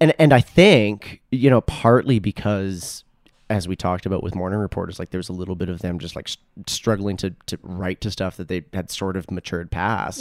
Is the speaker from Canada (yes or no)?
yes; Edmonton, Alberta, Canada; moved away as an adult; also born or lived in Toronto; where I grew up in Southwest Edmonton